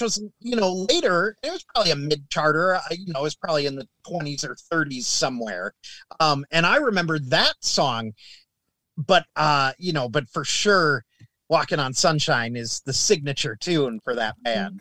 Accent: Minnesota, United States; growing up in Minnesota

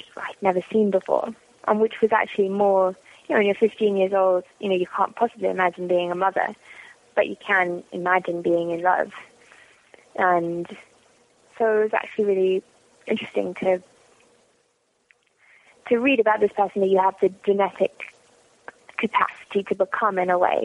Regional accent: London, United Kingdom; moved away as an adult; also born or lived in Washington, D.C., United States; now in Los Angeles, United States; Born in North London. So born in kind of Islington and brought up, partly in sort of Chalk Farm, which is also in North London. And I lived in Washington, D.C. for a little while as well

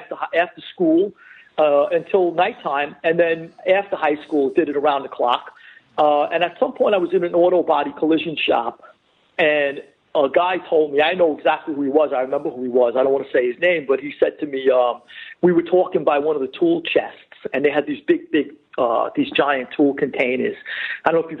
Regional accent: New York City, New York, United States; I grew up in Flushing. I was born and raised right by Main Street and Casino Boulevard

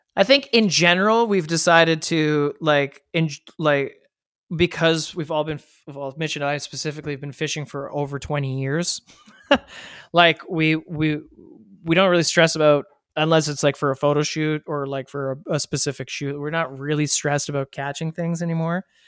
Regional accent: Ottawa, Ontario, Canada; now in Toronto, Canada; growing up in Ottawa, we didn't have trout streams in Ottawa

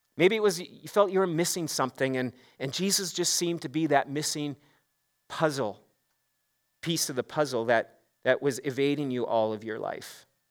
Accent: Saskatchewan, Canada; also born or lived in Regina; I grew up in Saskatchewan. I'm a Saskatchewan boy

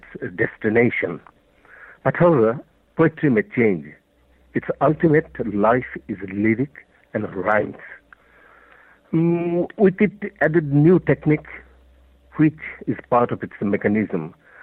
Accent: Bangladesh; first language Bengali; English is a second language; I'm a poet from Bangladesh, and the poems are originally written in Bangla, our mother tongue

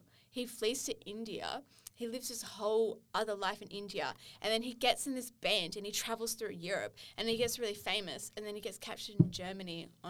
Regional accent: Kiama, New South Wales, Australia; now in Sydney, Australia; I'm from Kiama

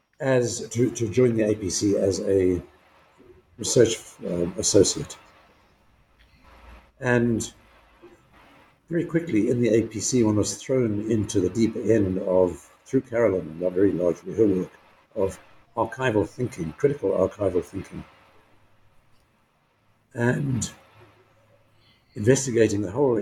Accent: KwaZulu-Natal, South Africa; I grew up in Natal province, as it was then, in South Africa, now KwaZulu-Natal.

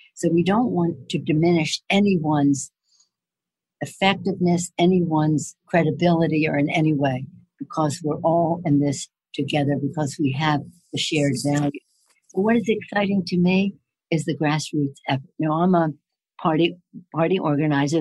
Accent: Maryland, United States; moved away; I'm from Maryland originally

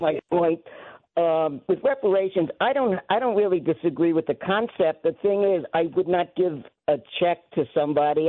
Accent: Long Island, New York, United States; growing up on Long Island, which is one of the most segregated suburbs in this country

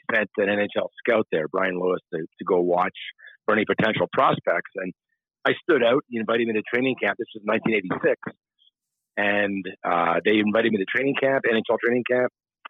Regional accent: Montreal, Quebec, Canada; I'm of the age where the Montreal Canadiens, I'm from Montreal, and the Montreal Canadiens had a dynasty when I was a kid.

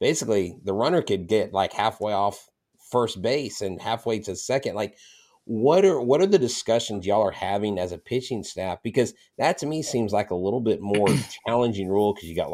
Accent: Florida, United States; moved away; I'm actually originally from Florida

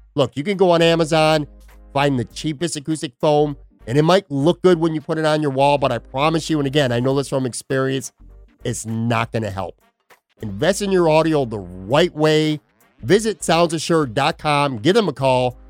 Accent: Buffalo, New York, United States; now in Florida, United States; I grew up in the West Side, Black Rock area, so I'm very familiar with Casey's Tavern

